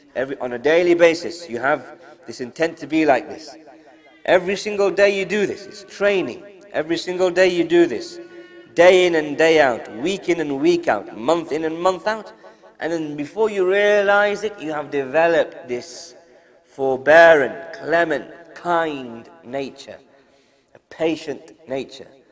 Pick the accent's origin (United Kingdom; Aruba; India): United Kingdom; being born and raised in the UK and school and college and all that type of stuff